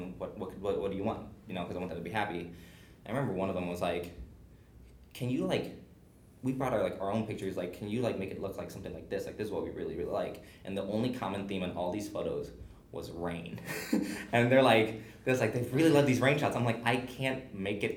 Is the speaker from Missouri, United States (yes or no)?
yes; Webster Groves, Missouri, United States; I grew up in Webster